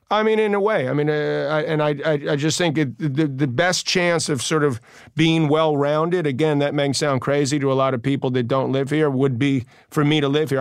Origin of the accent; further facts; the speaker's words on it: New York City, New York, United States; we're both from Queens